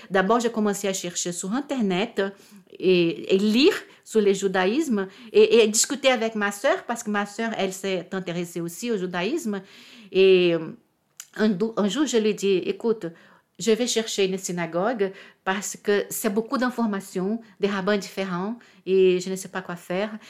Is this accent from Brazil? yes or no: yes; Rio de Janeiro, Brazil; French is a second language; now in Paris, France; je suis née à Rio, d'un père catholique